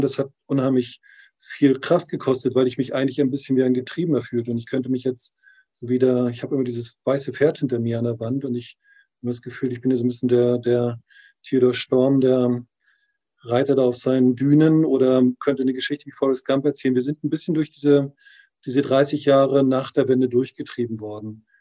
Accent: Mecklenburg-Vorpommern, Germany; moved away; also born or lived in Berlin / Thailand; in meine Heimat zurück

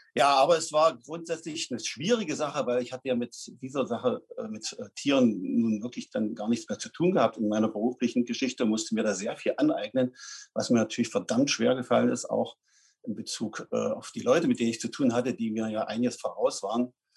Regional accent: Dessau, Saxony-Anhalt, Germany; now in Raben, Germany; ich bin nicht in Fleming geboren, sondern in Dessau in Sachsen-Anhalt. Und das war im Jahre 1961, im schönen Monat Mai. Ja, dort bin ich dann auch zur Schule gegangen, zehn Jahre lang

